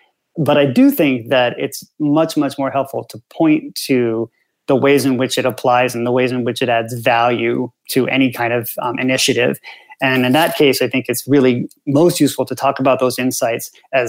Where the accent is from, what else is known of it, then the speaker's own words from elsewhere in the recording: United States; which I'd never thought about because obviously I'm American